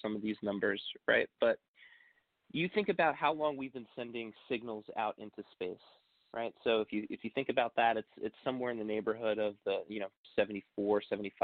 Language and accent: English; Long Island, New York, United States; I'm from Long Island, New York